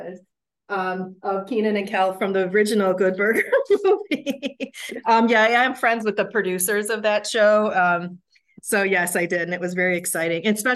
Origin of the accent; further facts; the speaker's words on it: Williamsville, New York, United States; moved away as an adult; also born or lived in Ithaca, New York / Atlanta, Georgia / Orlando, Florida; Born and bred in Western New York. I grew up in Williamsville